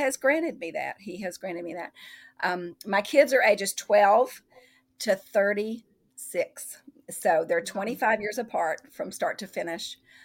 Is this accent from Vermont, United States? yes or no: no; Tennessee, United States; also born or lived in Fairhope, Alabama; now in Massachusetts, United States; We're from Tennessee